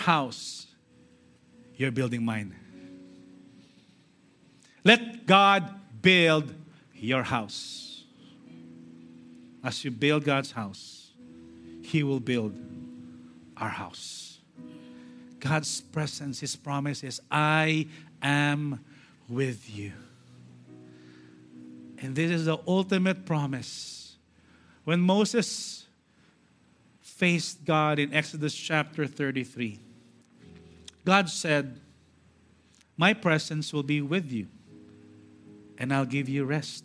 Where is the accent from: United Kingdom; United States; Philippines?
Philippines; we are Filipino citizens.